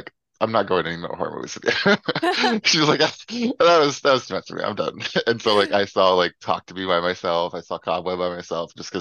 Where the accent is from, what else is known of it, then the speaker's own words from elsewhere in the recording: Memphis, Tennessee, United States; moved away as an adult; now in San Diego, United States; I'm from Memphis, Tennessee